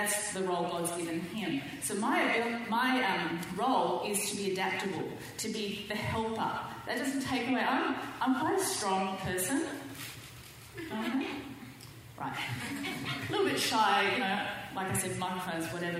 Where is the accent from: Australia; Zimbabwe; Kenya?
Australia; moved away as an adult; now in Southern California, United States; I'm too Australian